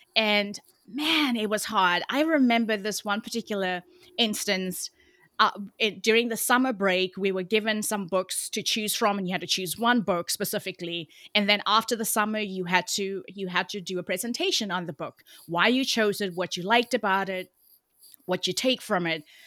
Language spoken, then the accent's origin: English; Cape Town, Western Cape, South Africa; moved away as an adult; now in Oakland, United States; although I live in the U S right now in Oakland, California, I'm originally from Cape Town, South Africa. So if you hear a bit of an accent, that is why